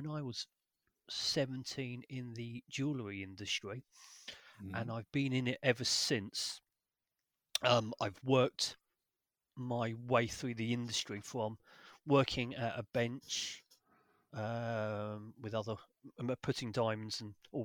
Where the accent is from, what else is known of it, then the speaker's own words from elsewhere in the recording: London, United Kingdom; moved away as an adult; I'm originally from North London, sunny Finchley area, and then where I was there until probably 20, in my mid-20s